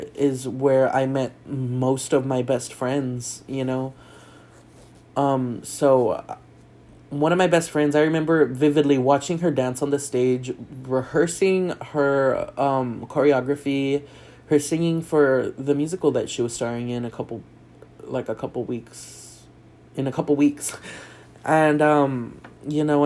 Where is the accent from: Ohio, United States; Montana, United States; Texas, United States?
Texas, United States; South; moved away as an adult; also born or lived in El Paso; I grew up in South Texas right next to Mexico